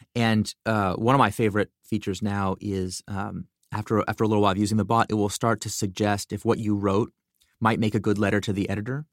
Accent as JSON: {"language": "English", "country": "United States", "tie": "born or raised there", "said": "I grew up in America. You know, I'm an American citizen."}